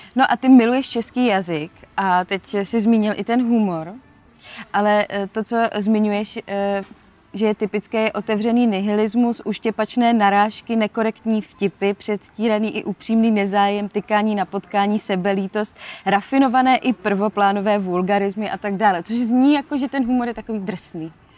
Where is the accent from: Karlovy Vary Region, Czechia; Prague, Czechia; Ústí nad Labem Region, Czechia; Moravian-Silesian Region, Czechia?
Moravian-Silesian Region, Czechia; Ostrava; u nás v Ostravě